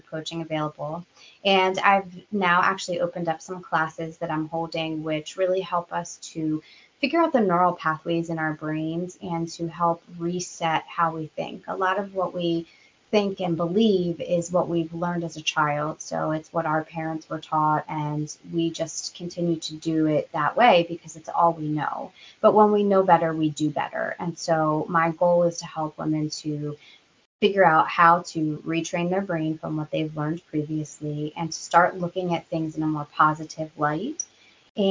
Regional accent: United States; We Americans

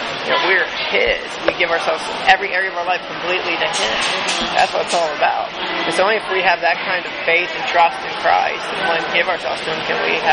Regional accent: Plum, Pennsylvania, United States; I'm actually from Plum

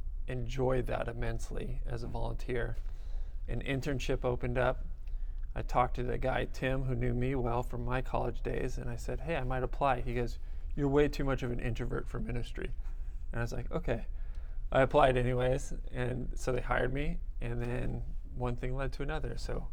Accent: Burbank, California, United States; In Burbank.

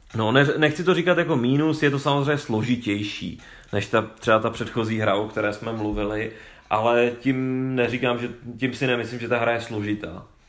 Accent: Bohemia, Czechia; tady u nás v Čechách

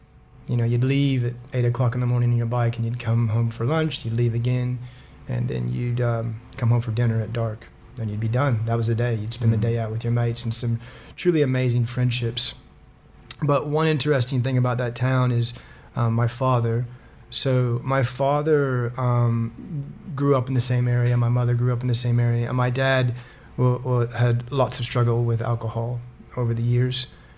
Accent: Griggsville, Illinois, United States; moved away; So I am an American. My accent, you may or may not be able to tell. I've been here 15 years now, and so my accent's a little bit all over the shop. I grew up in a small town, 1,300 people, called Griggsville, Illinois.

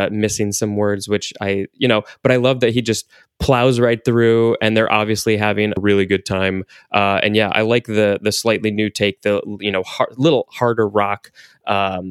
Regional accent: Evanston, Illinois, United States; born or raised there

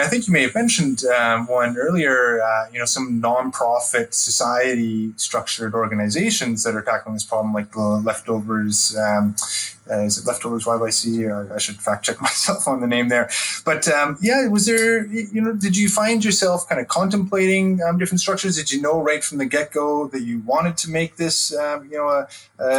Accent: Alberta, Canada; having been born and raised in Alberta

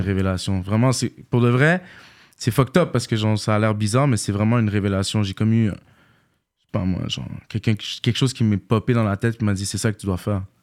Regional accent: Montreal, Quebec, Canada; j'ai grandi à Villeray

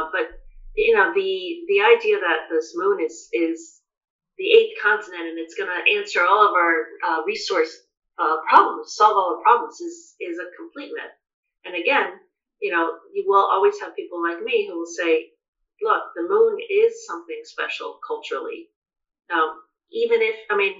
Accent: United States; I'm American

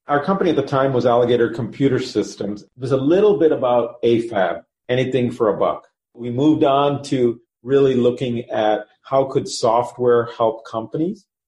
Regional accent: Chicago, Illinois, United States; also born or lived in Cincinnati; I was born in Cincinnati. I have one sibling, one sister. Grew up here in the in the Chicago market

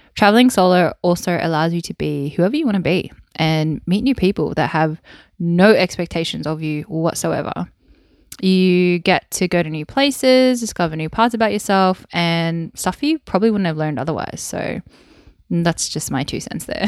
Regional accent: Wollongong, New South Wales, Australia; accent: Australian; I was born and bred in Wollongong on the south coast of New South Wales in Australia

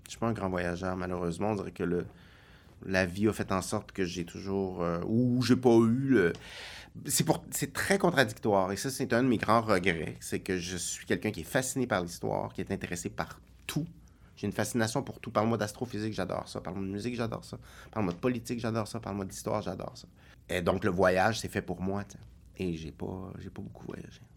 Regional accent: Longueuil, Quebec, Canada; also born or lived in Brossard / Montreal; J'ai été élevé à Longueuil et à Brossard.

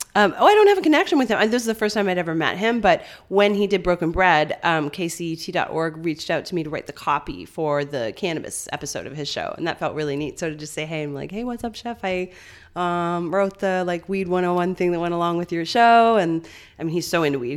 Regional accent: St. John's, Newfoundland and Labrador, Canada; moved away; I'm a townie meaning mm-hmm. I grew up in St. John's, the city

